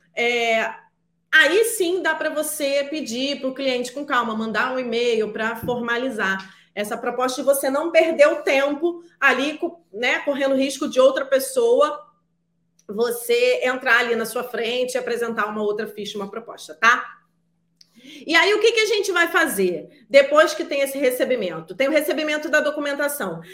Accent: Rio de Janeiro, Brazil; sou do Rio de Janeiro

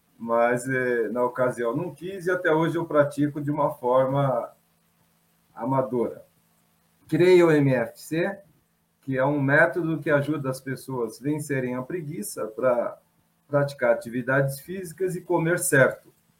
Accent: São Paulo, Brazil; Sou paulistano, tenho 59 anos

